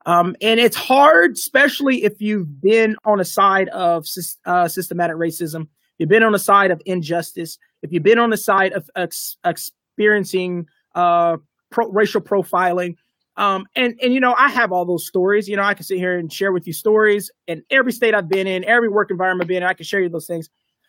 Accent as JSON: {"language": "English", "town": "Lawton", "region": "Oklahoma", "country": "United States", "tie": "born or raised there", "also_born_or_lived": "Kentucky", "said": "I grew up on Lawton Fort Sill base. My dad was Army. He was a drill sergeant. So I grew up. I'm an Army brat. Oklahoma. I've grown up in Kentucky. I've grown up from all over."}